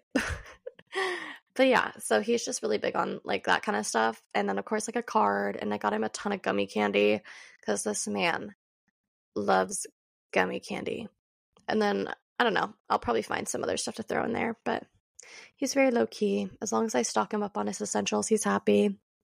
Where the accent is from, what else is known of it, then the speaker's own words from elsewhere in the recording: California, United States; I grew up in California